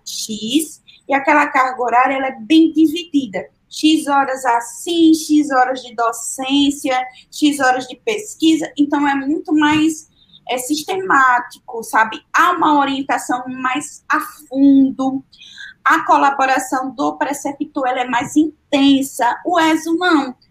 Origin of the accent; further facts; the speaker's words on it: Sergipe, Brazil; moved away; lá em Sergipe, eu sou sergipana